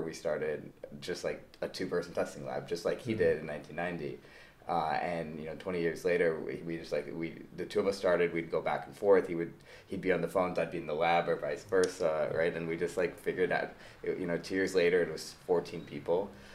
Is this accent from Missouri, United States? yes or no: yes; St. Louis, Missouri, United States; moved away as an adult; also born or lived in Michigan; born and raised in St. Louis, Missouri.